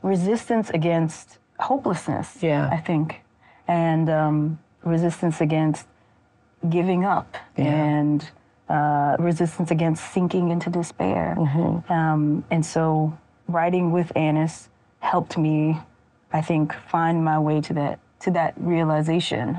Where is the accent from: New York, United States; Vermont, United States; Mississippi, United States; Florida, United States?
Mississippi, United States; I made the decision to return home mm-hmm. and to live and work and write at home as an adult